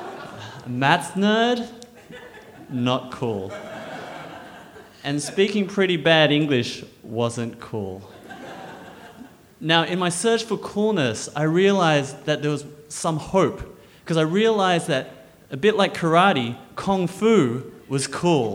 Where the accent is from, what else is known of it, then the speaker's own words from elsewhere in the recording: Canberra, Australian Capital Territory, Australia; Growing up in Australia as a little Chinese boy in Canberra